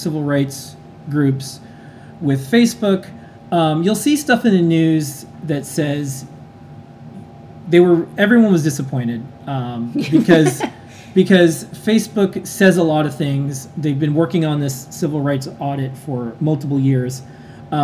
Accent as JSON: {"language": "English", "country": "United States", "said": "I'm American. Yeah. We're proud to be Americans"}